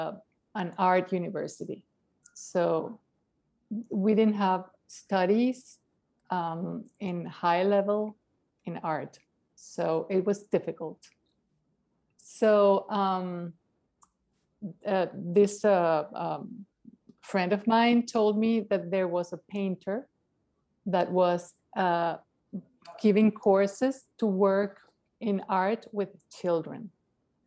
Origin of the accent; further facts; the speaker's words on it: Caracas, Capital District, Venezuela; moved away; I'm from Caracas, Venezuela